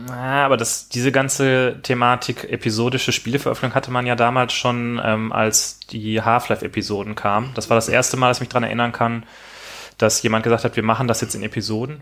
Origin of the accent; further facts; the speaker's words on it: Rhineland, Germany; ich komme aus dem Rheinland